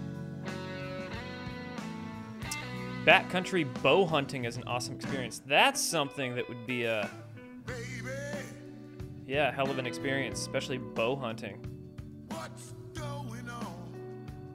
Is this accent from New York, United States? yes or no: no; Washington, United States; I grew up in Washington